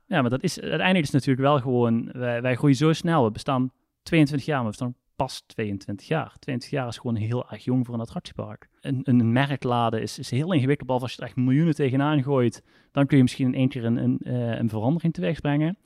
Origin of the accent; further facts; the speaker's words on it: South Limburg, Netherlands; ik ben een Limburg, ik kom uit Zuid-Limburg